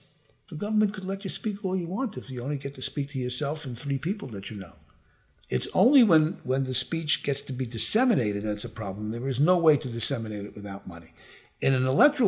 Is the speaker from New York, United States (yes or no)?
yes; New York, United States; I grew up in New York where the names of the governors were Lehman, Roosevelt, Harriman, Rockefeller, and Dewey